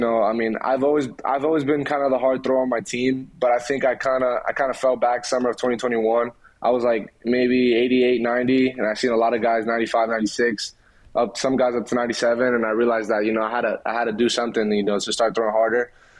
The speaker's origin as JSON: {"language": "English", "town": "Philadelphia", "region": "Pennsylvania", "country": "United States", "tie": "born there", "said": "Growing up, since I was born in Philly, you know, I watched a lot of the Phillies."}